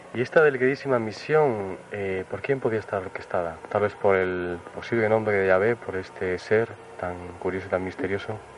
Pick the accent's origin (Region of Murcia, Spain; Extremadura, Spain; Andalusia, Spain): Extremadura, Spain; Cáceres; en mi tierra también mágica